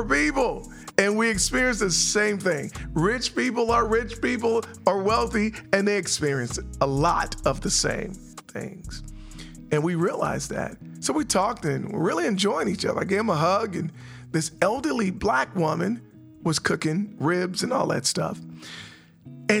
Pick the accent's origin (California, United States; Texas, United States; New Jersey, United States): California, United States; San Francisco; now in North Carolina, United States; I'm from San Francisco